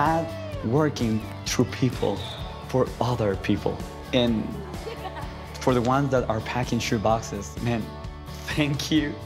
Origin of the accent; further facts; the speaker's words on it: Ambato, Tungurahua, Ecuador; my hometown, Ambato, Ecuador.